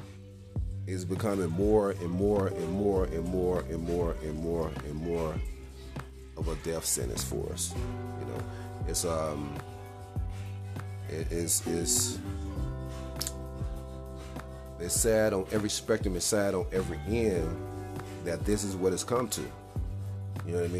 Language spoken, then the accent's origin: English; West Point, Mississippi, United States; now in Denver, United States; I'm originally from Mississippi